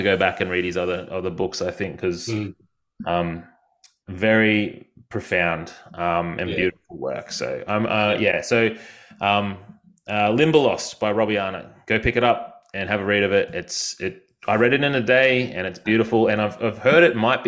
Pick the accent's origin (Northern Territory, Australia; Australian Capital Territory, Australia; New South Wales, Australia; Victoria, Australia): Victoria, Australia; Yarram; now in Queensland, Australia; I'm from Victoria and I live in Queensland.